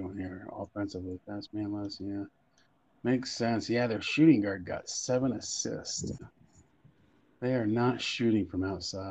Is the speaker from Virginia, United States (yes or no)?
yes; Virginia Beach, Virginia, United States; I grew up in Va Beach.